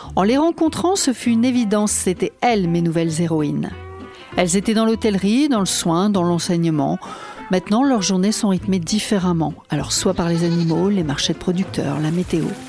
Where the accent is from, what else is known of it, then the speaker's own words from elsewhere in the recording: the North, France; moved away; on vient tous les deux du Nord